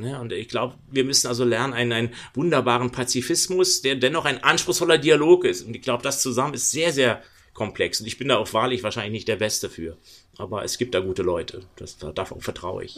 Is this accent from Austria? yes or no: no; Berlin, Germany; Ich bin Berliner, ich bin um die Ecke von ganz schwierigen Orten geboren.